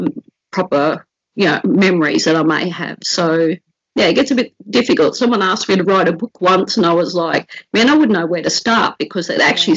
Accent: Brisbane, Queensland, Australia; also born or lived in Park Ridge; We grew up in Inala, but we had travelled to Park Ridge to work in charcoal pits

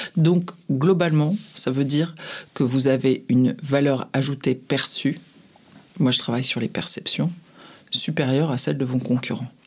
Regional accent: France; quand on est français

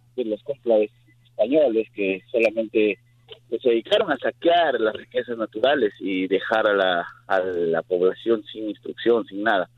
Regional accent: Peru; moved away; yo soy de Sudamérica, yo soy de Perú

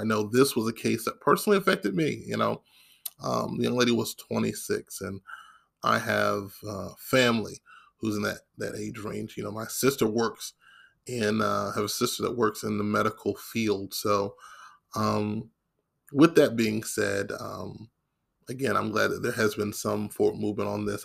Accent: Maryland, United States; now in the Carolinas, United States; my home state. Now, of course, I live in the Carolinas, but I'm originally from the state of Maryland

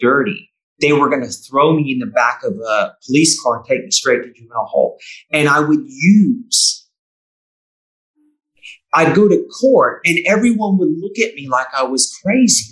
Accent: Bay Area, California, United States; moved away as an adult; also born or lived in New South Wales, Australia; now in Victoria, Australia; where I grew up in the Bay Area

